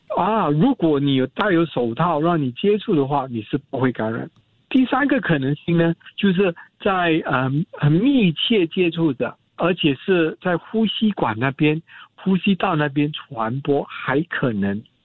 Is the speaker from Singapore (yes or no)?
yes; Singapore; 我们新加坡人